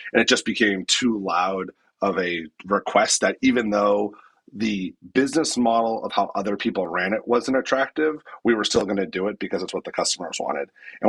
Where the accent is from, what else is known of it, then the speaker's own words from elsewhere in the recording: Massachusetts, United States; I grew up outside of Boston